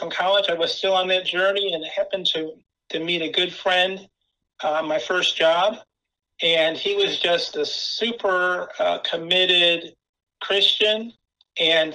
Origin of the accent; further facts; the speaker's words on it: Rome, New York, United States; also born or lived in Buffalo, New York; now in Louisville, United States; I'm actually from upstate New York, a town called Rome, New York, and that's where I was born.